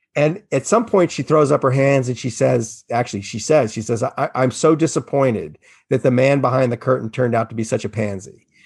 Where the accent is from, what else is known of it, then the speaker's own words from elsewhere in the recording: New Orleans, Louisiana, United States; I grew up in New Orleans and I lived through all those hurricanes where nobody evacuated